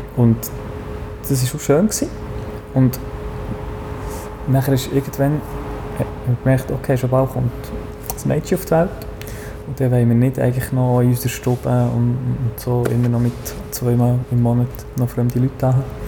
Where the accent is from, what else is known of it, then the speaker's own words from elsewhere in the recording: Niederscherli, Bern, Switzerland; ich bin in Niederscherli aufgewachsen